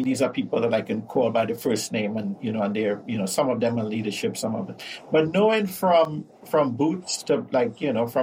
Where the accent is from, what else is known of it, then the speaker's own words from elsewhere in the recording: Trinidad & Tobago; now in North America; In the South Caribbean, Trinidad and Tobago